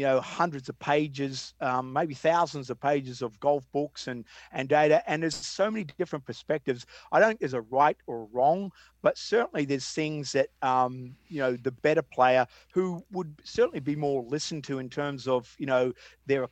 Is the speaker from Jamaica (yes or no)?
no; Melbourne, Victoria, Australia; moved away as an adult; now in United States; growing up in Sandbelt, Australia